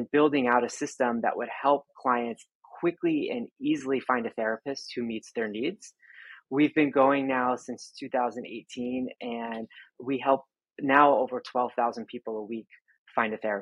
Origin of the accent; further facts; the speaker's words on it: Texas, United States; I grew up in Texas